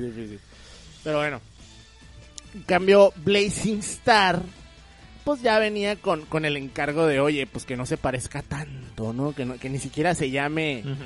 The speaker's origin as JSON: {"language": "Spanish", "country": "Mexico", "said": "siendo mexicano"}